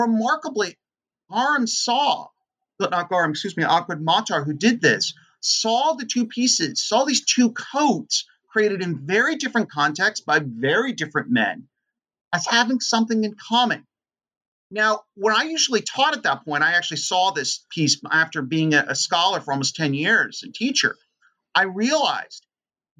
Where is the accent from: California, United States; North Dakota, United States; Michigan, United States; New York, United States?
California, United States; San Francisco; also born or lived in Oakland, California; I was born and raised in the Bay Area in San Francisco.